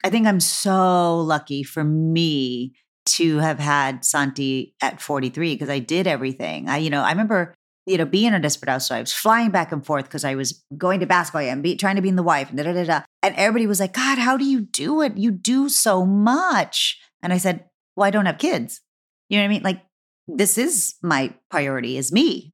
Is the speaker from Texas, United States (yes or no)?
yes; Texas, United States; moved away; I'm from Texas